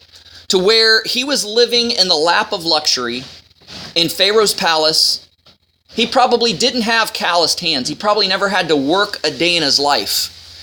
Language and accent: English; Ohio, United States; I come from Ohio